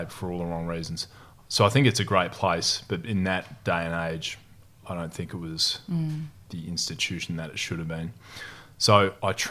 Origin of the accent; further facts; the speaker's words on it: Perth, Western Australia, Australia; also born or lived in Newman, Australia; I spent most of my childhood in Perth, south of the river in a suburb there.